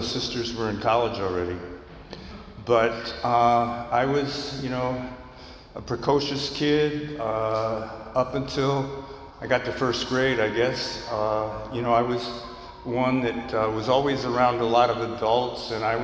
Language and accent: English; New York, United States; I grew up in New York State where the drinking age at that time was 18